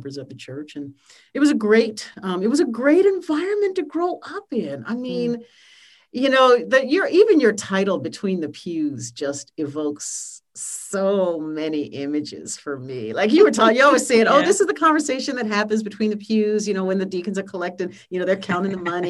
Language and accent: English; Baltimore, Maryland, United States; I grew up in Baltimore and in Northwest Baltimore, which was a neighborhood my parents integrated